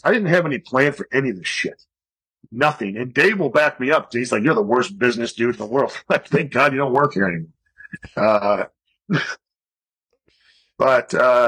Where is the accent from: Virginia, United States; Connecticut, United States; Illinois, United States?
Illinois, United States; Chicago; moved away as an adult; also born or lived in Colorado Springs, Colorado / Tucson, Arizona; I grew up in Chicago.